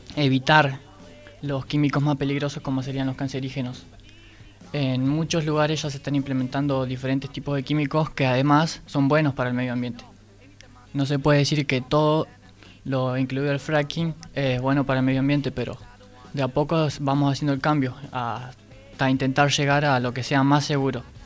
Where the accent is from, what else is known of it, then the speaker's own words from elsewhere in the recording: Argentina; Yo como argentino